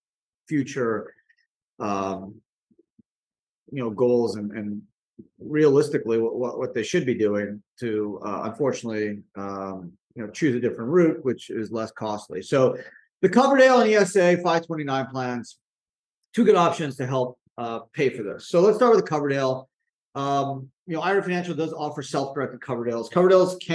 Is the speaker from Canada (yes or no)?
yes; Canada; moved away as an adult; now in United States; I grew up in Canada